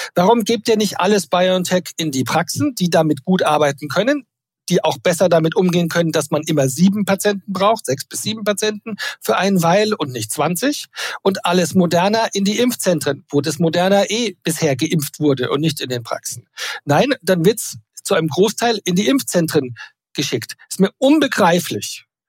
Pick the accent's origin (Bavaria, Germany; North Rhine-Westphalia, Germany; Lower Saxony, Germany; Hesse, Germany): Bavaria, Germany; Ich bin Bayer.